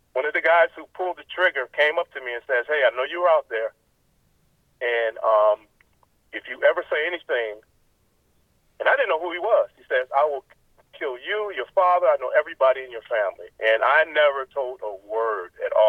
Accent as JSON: {"language": "English", "town": "Chicago", "region": "Illinois", "country": "United States", "tie": "born or raised there", "said": "Born and raised in Chicago in the Cabrini-Green housing project area"}